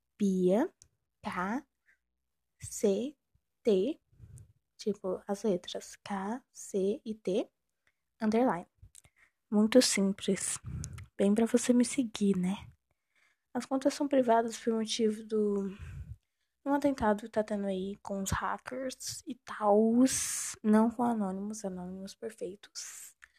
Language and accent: Portuguese; Goiás, Brazil; Sou do Brasil, Goi Goiás